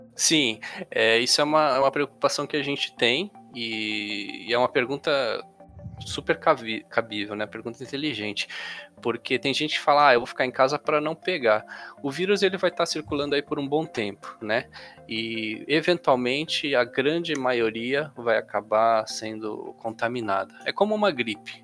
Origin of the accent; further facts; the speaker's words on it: São Paulo, Brazil; aqui na cidade de São Paulo, sou de São Paulo